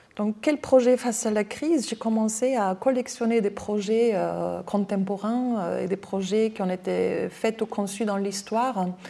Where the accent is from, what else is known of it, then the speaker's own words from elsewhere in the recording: Austria; accent: Austrian; French is a second language; now in France; je suis autrichienne, j'ai un accent